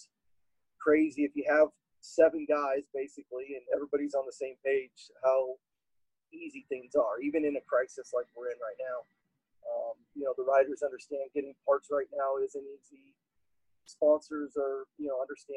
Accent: Ohio, United States; moved away as an adult; now in Texas, United States; I grew up in Ohio

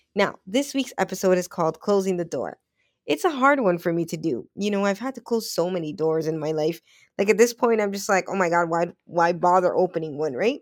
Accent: Toronto, Ontario, Canada; I grew up on Western Road, but my mom and I, we moved, I think it was one, two, yeah, one, two, three, four times in the same street

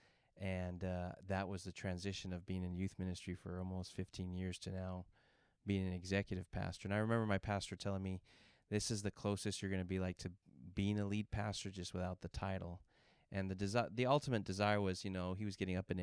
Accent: San Antonio, Texas, United States; moved away as an adult; now in San Diego, United States; I was born in San Antonio

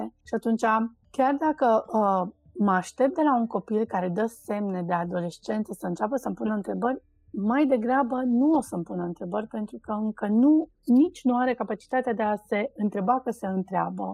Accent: Cluj-Napoca, Cluj County, Romania; poate în Cluj-Napoca, de unde sunt eu, unde noi suntem așa, un pic mai uh, lenți și ardeleni

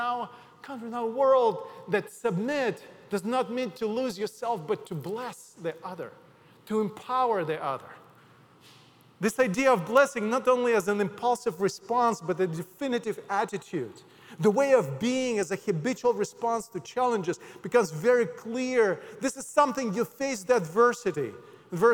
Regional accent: Odesa, Odesa Oblast, Ukraine; English is a second language; now in United States; my hometown Odessa

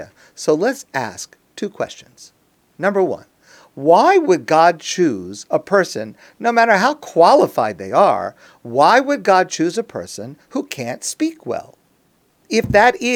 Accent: United States; I am an American.

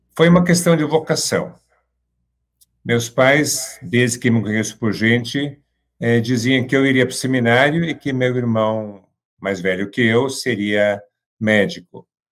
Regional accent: Santa Cruz do Sul, Rio Grande do Sul, Brazil; moved away; also born or lived in São Paulo; voltei aqui para minha cidade natal, Santa Cruz do Sul

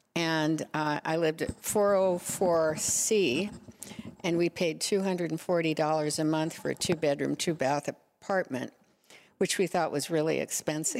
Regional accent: Nebraska, United States; moved away as an adult; also born or lived in Huntington Beach; now in Laguna Beach, United States; I grew up in Nebraska.

